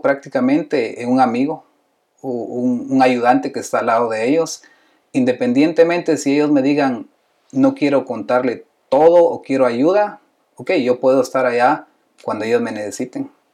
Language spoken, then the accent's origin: Spanish; Guatemala; yo soy de Guatemala